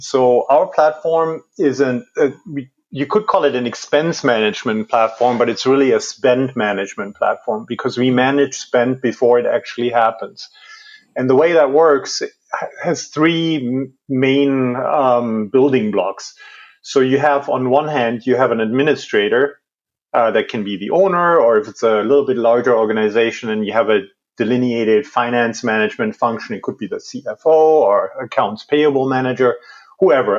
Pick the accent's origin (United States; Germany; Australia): Germany; moved away as an adult; also born or lived in Washington D.C.; I was, I was born and raised in Germany.